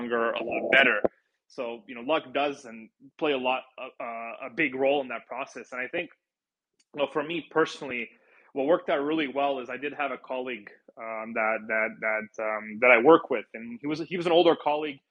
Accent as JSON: {"language": "English", "country": "United States", "said": "as an American"}